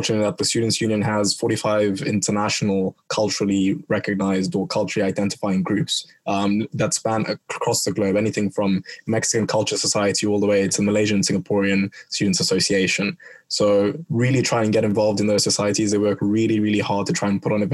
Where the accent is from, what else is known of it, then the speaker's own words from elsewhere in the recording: Kenya; moved away as an adult; now in Bristol, United Kingdom; where I'm from, I'm Kenyan